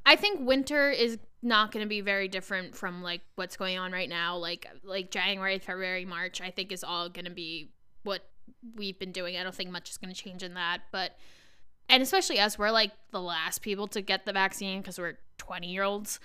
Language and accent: English; Long Island, New York, United States; I'm from Long Island